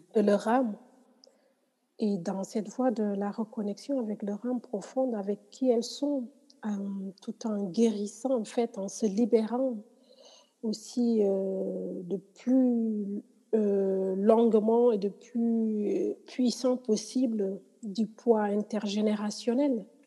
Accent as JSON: {"language": "French", "country": "Senegal", "said": "je suis sénégalaise"}